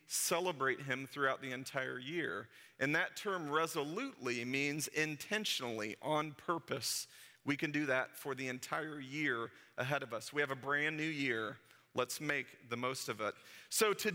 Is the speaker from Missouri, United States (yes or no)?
yes; St. Louis, Missouri, United States; when I was a kid and growing up in St. Louis